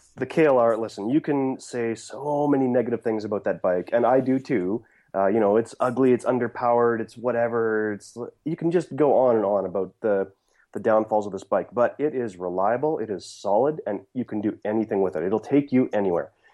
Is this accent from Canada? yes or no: yes; Saskatchewan, Canada; also born or lived in Steinbach, Manitoba; that's where I was born, raised in Saskatchewan